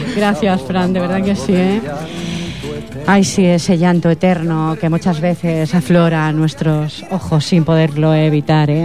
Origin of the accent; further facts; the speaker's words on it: Catalonia, Spain; soy de aquí.